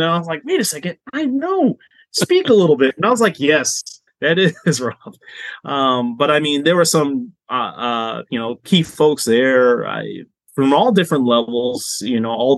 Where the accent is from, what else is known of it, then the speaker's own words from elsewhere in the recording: Boston, Massachusetts, United States; moved away; I'm originally from Boston